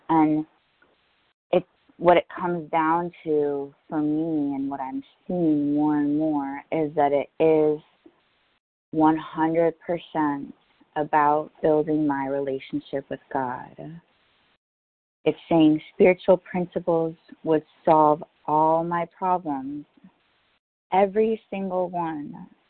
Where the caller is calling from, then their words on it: New York, United States; I'm calling from New York.